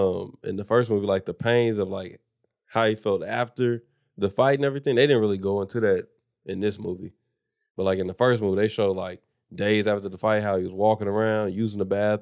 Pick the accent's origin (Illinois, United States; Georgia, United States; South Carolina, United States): South Carolina, United States; born there; I was born in South Carolina.